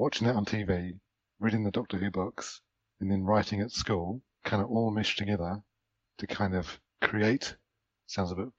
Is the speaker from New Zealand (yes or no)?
yes; New Zealand; obviously I grew up in New Zealand, I'm from New Zealand